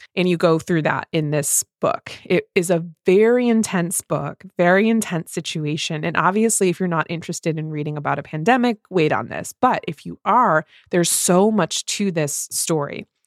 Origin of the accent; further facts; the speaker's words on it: Midwest, United States; two Midwest mood readers